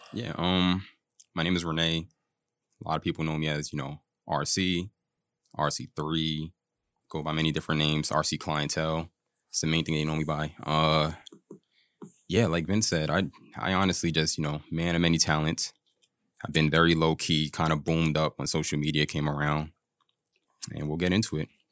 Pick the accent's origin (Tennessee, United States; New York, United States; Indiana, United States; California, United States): New York, United States; also born or lived in Long Island / Florida; Born and raised in New York